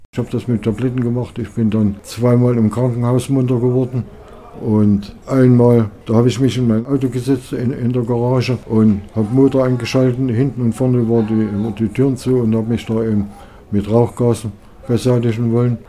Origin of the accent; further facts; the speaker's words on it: Waldheim, Saxony, Germany; Ich persönlich habe in meiner Kindheit viel hier in Waldheim gelebt